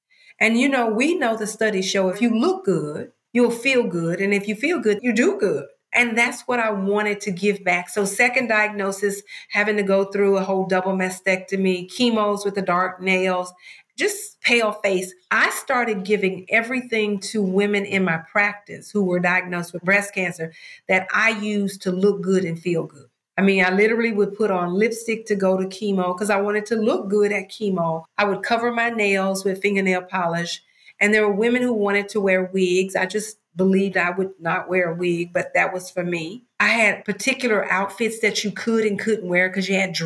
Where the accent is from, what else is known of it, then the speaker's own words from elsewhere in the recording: Mississippi, United States; I'm from Mississippi